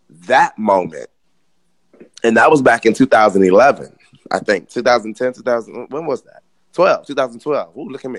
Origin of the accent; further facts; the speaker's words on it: Miami, Florida, United States; moved away; I'm from Miami